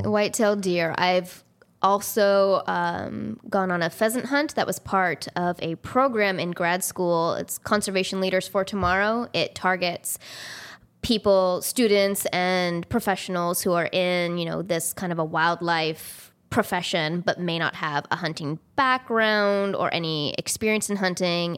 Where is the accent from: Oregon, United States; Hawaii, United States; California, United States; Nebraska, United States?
California, United States; also born or lived in Missouri; now in Maine, United States; I'm originally from California